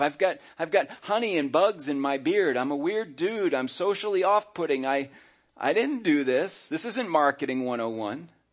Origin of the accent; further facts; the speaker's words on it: United States; I was born in America